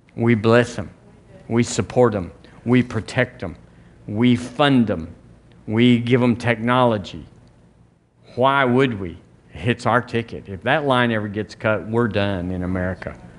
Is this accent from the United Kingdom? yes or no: no; United States; I'm an American